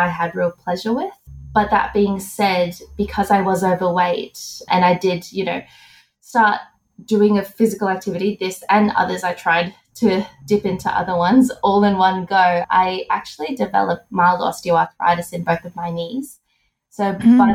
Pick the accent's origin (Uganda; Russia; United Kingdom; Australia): Australia; I'm from Australia.